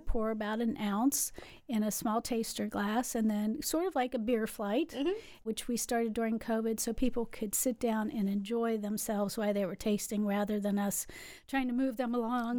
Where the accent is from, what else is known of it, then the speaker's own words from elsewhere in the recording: West Virginia, United States; moved away as an adult; also born or lived in Louisville, Kentucky; now in Kilbourne, Illinois, United States; I grew up in West Virginia, but that seems like a thousand years ago now